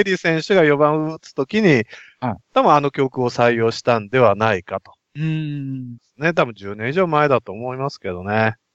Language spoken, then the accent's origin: Japanese; Nagoya, Aichi, Japan; 名古屋人としては